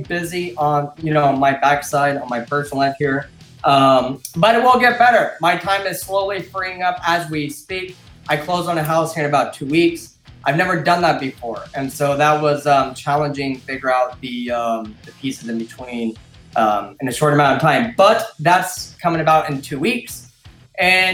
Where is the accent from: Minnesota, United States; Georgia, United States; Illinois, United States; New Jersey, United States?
Illinois, United States; This happens to be my hometown